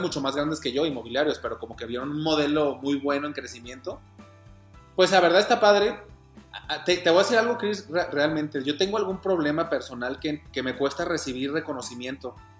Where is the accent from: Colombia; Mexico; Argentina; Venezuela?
Mexico; Guadalajara, Jalisco; Soy de Guadalajara, Jalisco, en México